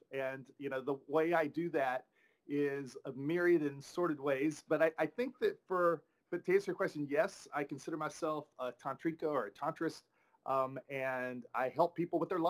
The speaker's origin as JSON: {"language": "English", "town": "Tyler", "region": "Texas", "country": "United States", "moved": "yes", "said": "I'm originally from Tyler, Texas"}